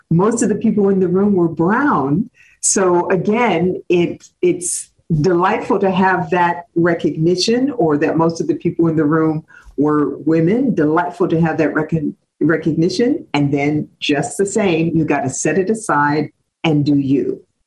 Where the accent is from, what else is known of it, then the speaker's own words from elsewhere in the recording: Cleveland Heights, Ohio, United States; moved away as an adult; also born or lived in Washington, D.C.; as I was growing up in Cleveland Heights, Ohio